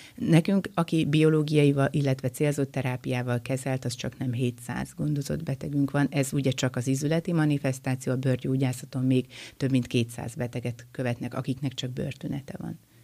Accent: Miskolc, Borsod-Abaúj-Zemplén, Hungary; Én egyébként Miskolci vagyok

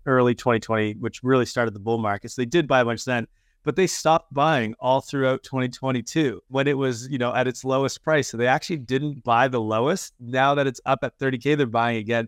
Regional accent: Canada; I'm Canadian

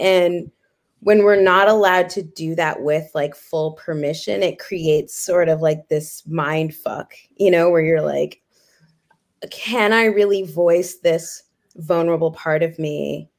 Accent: Kenya; I am really from Kenya and you can see my birth certificate if you want.

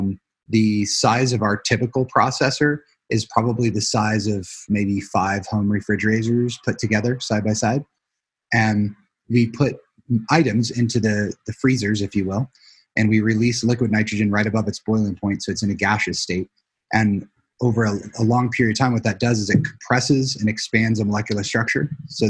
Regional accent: Illinois, United States; also born or lived in Tucson, Arizona; I was their child from, you know, from Arizona, and I was born in Tucson. So when we moved back to Illinois, which is where my mom is from

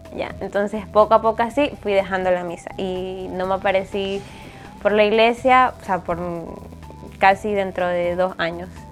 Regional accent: Ecuador; moved away as an adult; now in Spain; soy de Ecuador, tengo 21 años

